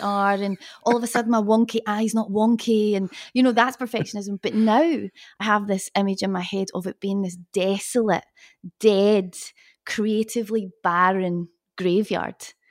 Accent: Glasgow, Scotland, United Kingdom; moved away as an adult; also born or lived in London; I am from Scotland, from Glasgow

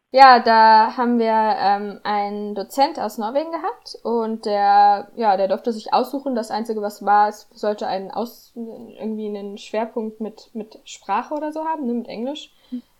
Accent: Northern Hesse, Germany; moved away as an adult; also born or lived in Kiel; ich komme übrigens aus Nordhessen

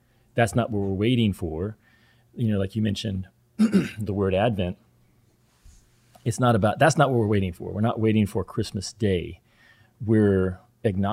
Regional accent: the Bible Belt, United States; even though I grew up in the Bible Belt

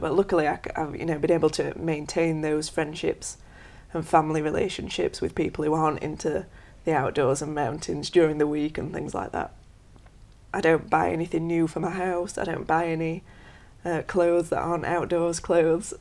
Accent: Sheffield, Yorkshire and the Humber, United Kingdom; I'm from Sheffield

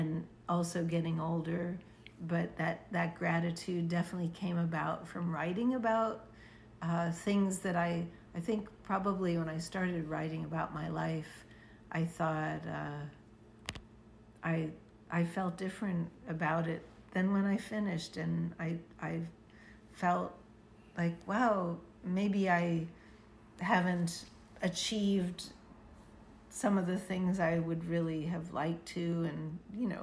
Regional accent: Pittsburgh, Pennsylvania, United States; born or raised there; moved away

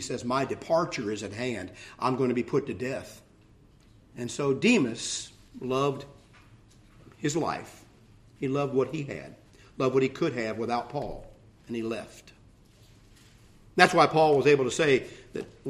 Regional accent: Ohio, United States; I grew up in Ohio

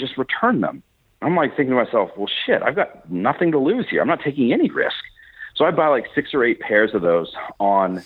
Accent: Fresno, California, United States; moved away; also born or lived in Canada; I was born and raised in Fresno

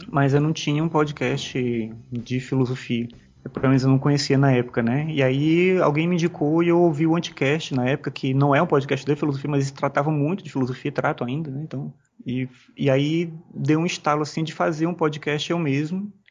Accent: São Luís, Maranhão, Brazil; moved away as an adult; now in Brasília, Brazil; Na verdade, eu sou maranhense, né? Sou de São Luís. E eu vim para cá por conta desse concurso.

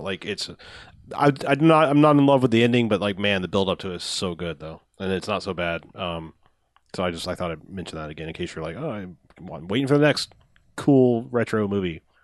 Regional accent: Jacksonville, Florida, United States; we're from Jacksonville

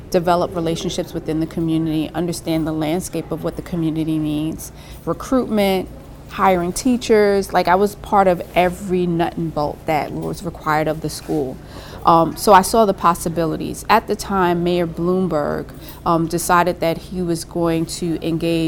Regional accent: New York City, New York, United States; being born and raised in Brooklyn

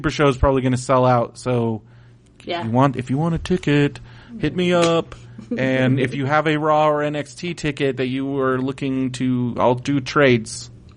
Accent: San Diego, California, United States; I'm from San Diego

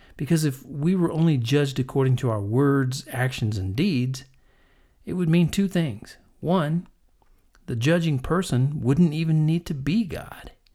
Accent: Texas, United States; also born or lived in Kansas; growing up in Texas and Kansas

